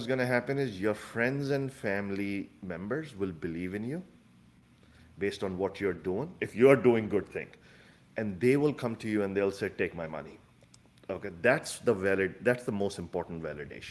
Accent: Chicago, Illinois, United States; I'm from Chicago, so our startup is in Chicago.

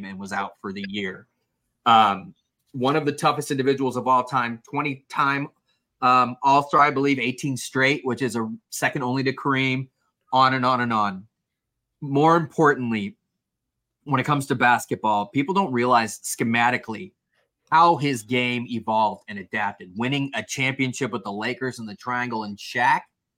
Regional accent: Los Angeles, California, United States; growing up in Los Angeles

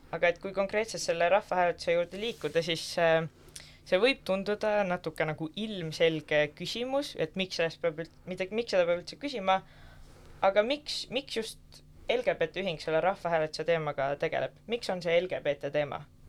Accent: Pärnu, Pärnu County, Estonia; kindlasti olen ma esirinnas pärnakas, ehk siis olen Pärnust pärit

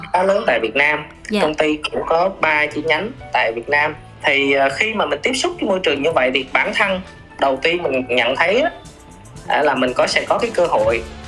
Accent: Bình Định, Vietnam; quê mình là ở Bình Định là uh, miền Trung

